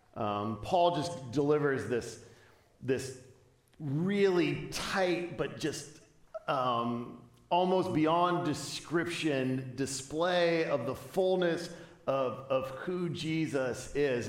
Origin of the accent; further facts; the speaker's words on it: Chicago, Illinois, United States; I was from the Chicagoland area